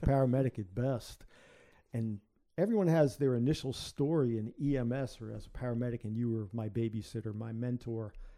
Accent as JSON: {"language": "English", "town": "New York City", "region": "New York", "country": "United States", "tie": "born or raised there", "moved": "as an adult", "lives_now": "Chesterfield, Virginia, United States", "said": "I'm from the South Bronx"}